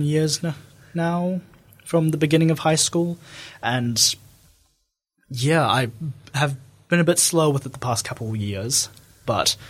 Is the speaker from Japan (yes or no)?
no; New Zealand; I'm from New Zealand.